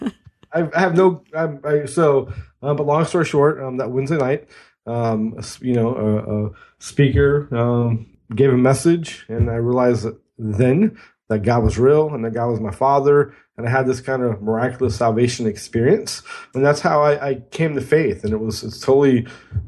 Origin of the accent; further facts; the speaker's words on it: near San Francisco, Northern California, United States; I grew up in Northern California, just about 30 minutes outside of San Francisco